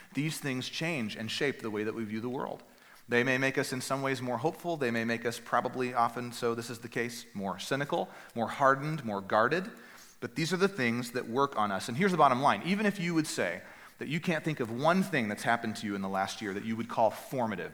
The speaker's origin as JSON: {"language": "English", "region": "Northeast Texas", "country": "United States", "tie": "born or raised there", "said": "the church that I grew up at in Northeast Texas"}